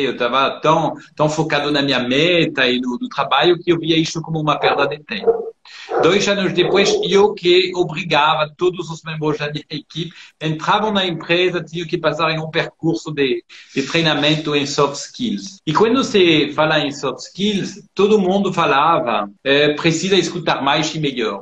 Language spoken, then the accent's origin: Portuguese; France; moved away as an adult; also born or lived in São Paulo, Brazil; now in Brazil; eu nasci em São Paulo, só que eu fui criado na França, sou de família francesa. E eu voltei com 26 anos